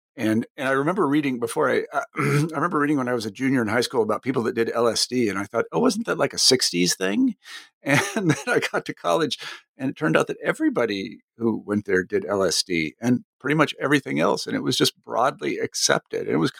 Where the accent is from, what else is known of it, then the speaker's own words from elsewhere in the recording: Kansas, United States; I mean, my experience was I came from Kansas, and granted, Kansas is not like every place else.